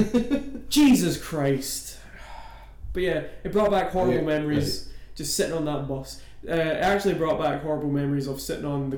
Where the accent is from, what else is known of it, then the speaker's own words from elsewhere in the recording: Irvine, Scotland, United Kingdom; I'm from Irvine.